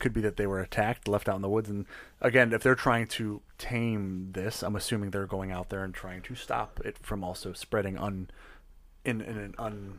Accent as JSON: {"language": "English", "town": "Detroit", "region": "Michigan", "country": "United States", "said": "People already give me a look when I say I'm from Detroit."}